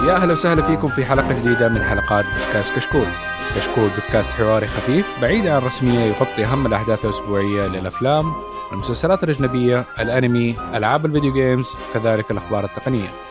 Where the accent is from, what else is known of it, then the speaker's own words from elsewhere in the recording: Saudi Arabia; عندنا في السعوديه